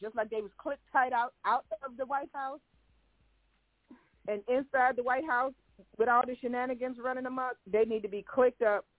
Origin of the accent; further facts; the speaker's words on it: Cleveland, Ohio, United States; now in Virginia, United States; I'm from Cleveland.